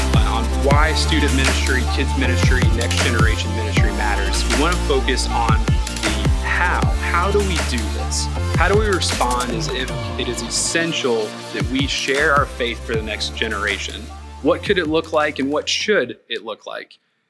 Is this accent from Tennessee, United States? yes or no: yes; Tennessee, United States; We came from Northeast Tennessee and the housing market was a little different.